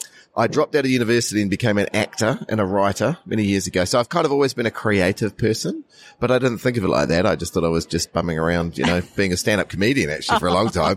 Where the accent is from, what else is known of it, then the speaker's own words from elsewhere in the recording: New Zealand; I'm from the New Zealand Story from New Zealand.